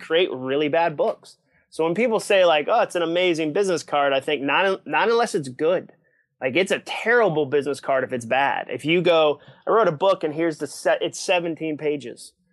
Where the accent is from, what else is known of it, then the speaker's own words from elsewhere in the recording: Massachusetts, United States; also born or lived in Ipswich, Massachusetts / Hudson, Massachusetts; I grew up in Massachusetts